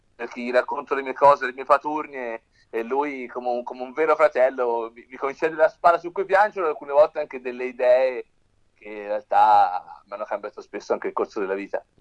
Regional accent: Tuscany, Italy; noi siamo toscani

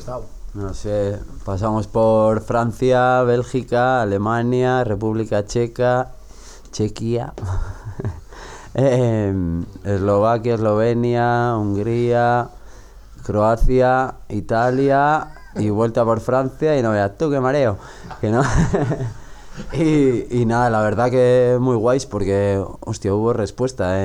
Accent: Zumaia, Basque Country, Spain; mi pueblo en Zumaya

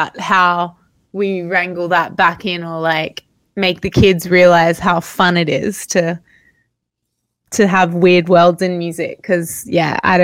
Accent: Australia; It's where I grew up right beside the ocean. I'm actually here in my hometown at the moment

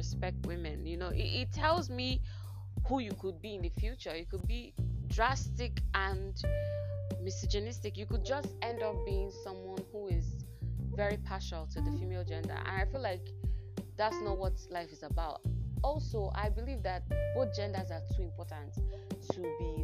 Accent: Enugu State, Nigeria; also born or lived in Owerri, Imo State / Port Harcourt, Rivers State; by primary four, second term, I came down to Enugu State and I started schooling here. So I did the whole of my secondary school degree and my university degree here in Enugu State

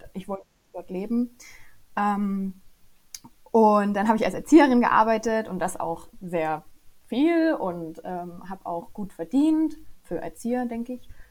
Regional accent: Upper Lusatia, Saxony, Germany; Ich komme aus der schönen Oberlausitz, ganz im Osten von Deutschland

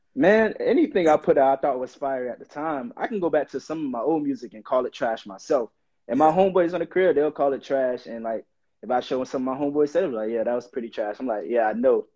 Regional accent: Miami Gardens, Florida, United States; I'm originally from Miami, Florida. I grew up in Miami Gardens, born and raised.

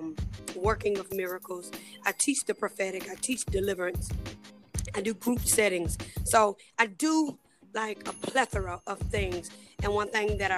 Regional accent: Pelham, Georgia, United States; moved away as an adult; now in Columbus, United States; my hometown is Pelham, Georgia. And I moved here to Columbus, Georgia

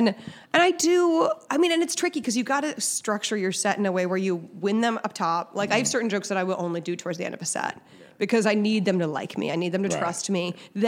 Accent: Weston, Massachusetts, United States; moved away as an adult; also born or lived in Boston, United States; now in New York City, United States; I grew up in Weston. Okay. Yeah. And then lived in Southie after college.

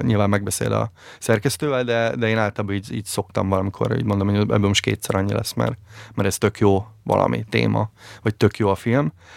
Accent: Szolnok, Jász-Nagykun-Szolnok, Hungary; ezerkilencszáznyolcvankettőben születtem Szolnokon

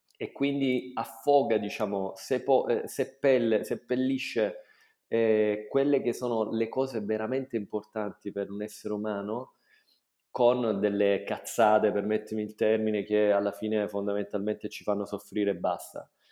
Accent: Taviano, Apulia, Italy; moved away as an adult; also born or lived in Bologna / London / United Arab Emirates; sono nato a Taviano nel 1978

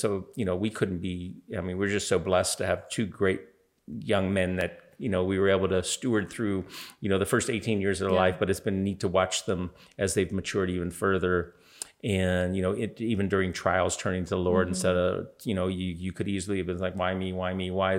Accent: Pittsburgh, Pennsylvania, United States; born there; also born or lived in Toronto, Canada; So they're Canadian, but I was born in Pittsburgh.

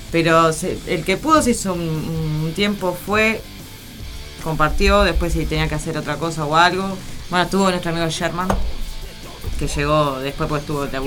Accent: Las Piedras, Canelones, Uruguay; yo soy de Las Piedras

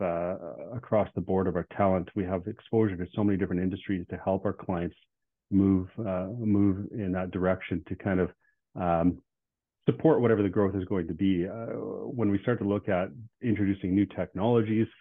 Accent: Regina, Saskatchewan, Canada; I was born and raised in Regina. I've lived in Regina my whole life.

